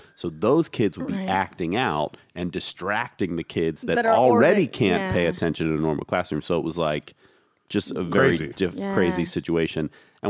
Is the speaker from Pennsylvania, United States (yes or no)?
yes; Pennsylvania, United States; now in New York City, United States; and I'm coming there from Pennsylvania